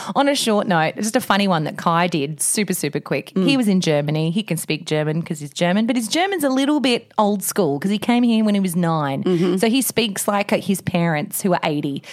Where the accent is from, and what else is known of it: Australia